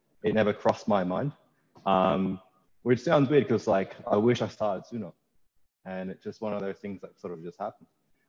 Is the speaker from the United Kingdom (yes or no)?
no; Panania, New South Wales, Australia; I grew up in Panania, in that's in Bankstown. So Bankstown boy for life, born